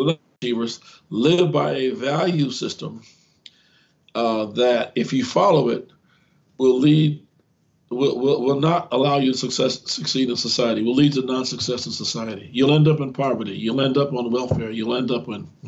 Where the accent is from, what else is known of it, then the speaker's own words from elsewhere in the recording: Gary, Indiana, United States; I grew up in the Chicago area, in Gary, Indiana, to be exact.